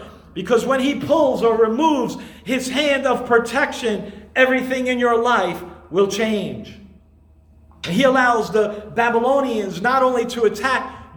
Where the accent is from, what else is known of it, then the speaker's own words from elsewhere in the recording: New York City, New York, United States; I grew up in Brooklyn